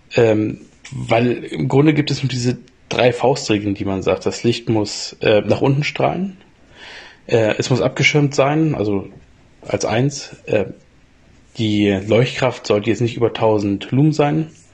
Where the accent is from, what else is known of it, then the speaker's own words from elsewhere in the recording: Springe, Lower Saxony, Germany; moved away; in meiner alten Heimat Springe, das ist bei Hannover